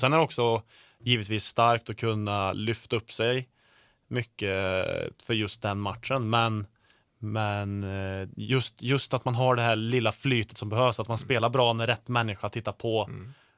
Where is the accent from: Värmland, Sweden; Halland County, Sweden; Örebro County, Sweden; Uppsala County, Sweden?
Värmland, Sweden; Karlstad; folk kallar mig för bonde för att jag kommer från Karlstad